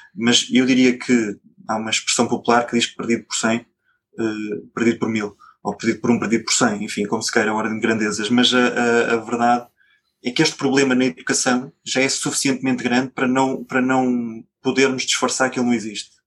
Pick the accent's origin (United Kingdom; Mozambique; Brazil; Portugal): Portugal; Coimbra, Centro; eu sou de Coimbra